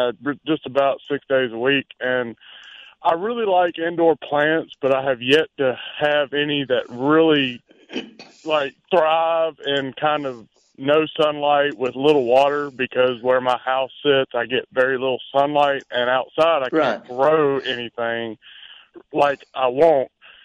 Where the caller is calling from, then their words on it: Forest, Mississippi, United States; I'm calling from Forest, Mississippi.